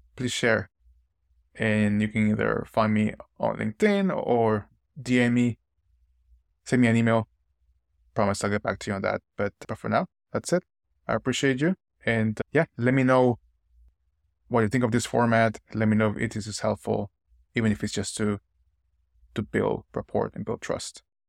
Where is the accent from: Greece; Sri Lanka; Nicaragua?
Nicaragua; moved away as an adult; now in United States; moving to the United States after growing up in Nicaragua for twenty years